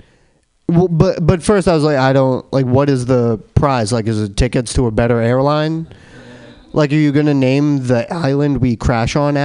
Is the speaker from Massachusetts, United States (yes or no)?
yes; Boston, Massachusetts, United States; I'm from Boston. I'm in town from Boston.